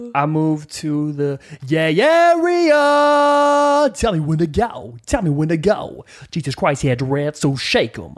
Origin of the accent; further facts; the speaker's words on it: Northern California, United States; also born or lived in Rancho Cucamonga / Utah; Grew up in Northern California, played football, lived in Utah, had a goat